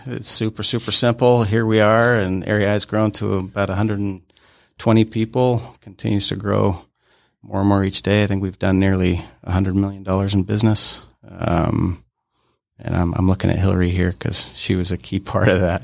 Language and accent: English; Ogden, Utah, United States; also born or lived in Denver, Colorado; I grew up in Ogden, Utah